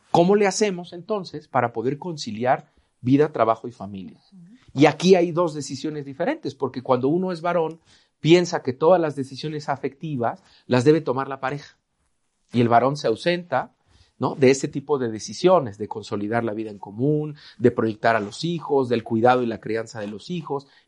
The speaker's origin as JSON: {"language": "Spanish", "region": "Veracruz", "country": "Mexico", "said": "Yo soy veracruzano y en Veracruz tenemos un refrán, el que temprano se moja, tiempo tiene de secarse."}